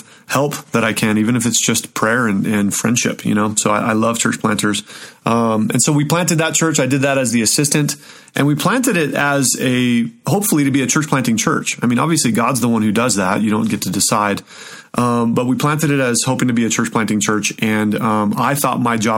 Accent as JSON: {"language": "English", "town": "Show Low", "region": "Arizona", "country": "United States", "tie": "born or raised there", "also_born_or_lived": "Southern California", "moved": "yes", "lives_now": "Colorado, United States", "said": "I'm originally from Arizona. So I grew up in a little town in Arizona called Sholo."}